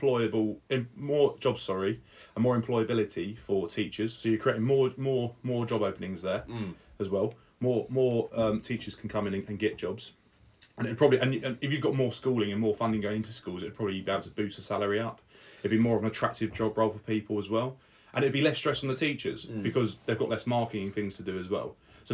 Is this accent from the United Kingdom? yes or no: yes; England, United Kingdom; I love being English